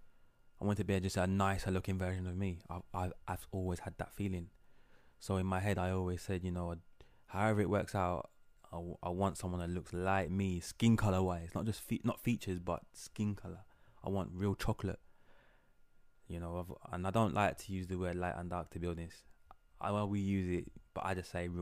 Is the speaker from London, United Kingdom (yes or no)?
yes; London, United Kingdom; growing up in London